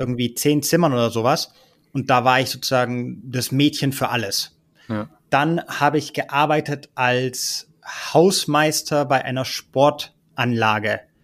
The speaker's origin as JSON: {"language": "German", "area": "Ibiza", "region": "Balearic Islands", "country": "Spain", "tie": "born or raised there", "also_born_or_lived": "Berlin, Germany", "moved": "as an adult", "said": "Ich bin da sozusagen groß geworden"}